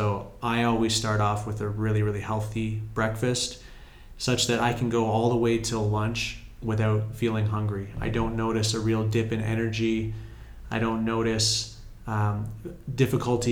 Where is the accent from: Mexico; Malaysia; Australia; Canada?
Canada; moved away as an adult; now in Morocco; I'm from Canada where we can't even grow a lot of things for 8 months of the year